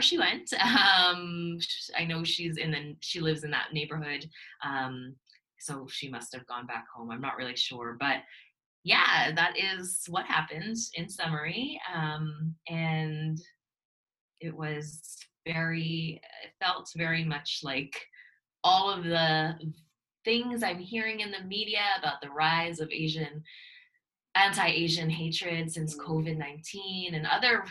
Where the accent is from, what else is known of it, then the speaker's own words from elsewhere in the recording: Canada; also born or lived in Toronto; I'm from Canada, I'm in Toronto